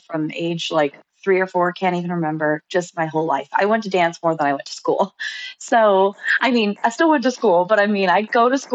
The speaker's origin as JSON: {"language": "English", "region": "Utah", "country": "United States", "said": "I'm from Utah."}